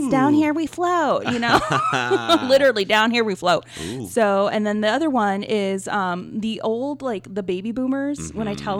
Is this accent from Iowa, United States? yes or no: no; New Orleans, Louisiana, United States; moved away; I'm originally from New Orleans, and yeah, you hear me how I'm pronouncing it, New Orleans